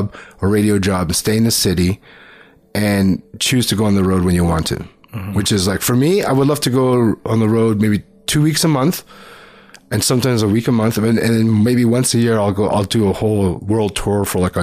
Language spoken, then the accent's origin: English; Toronto, Ontario, Canada; also born or lived in Richmond Hill / Markham / Los Angeles; we grew up in Scarborough